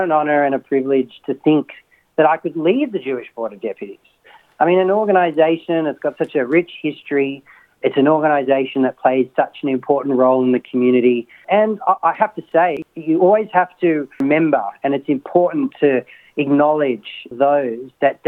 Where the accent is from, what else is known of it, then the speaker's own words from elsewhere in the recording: Sydney, New South Wales, Australia; I was born in Sydney. I'm a Masada College graduate.